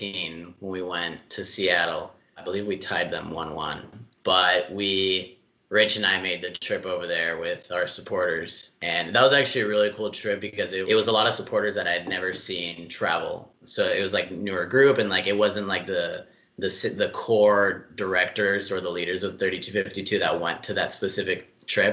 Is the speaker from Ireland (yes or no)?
no; Mexico; also born or lived in San Diego, California, United States; now in Los Angeles, United States; growing up in Mexico and then like San Diego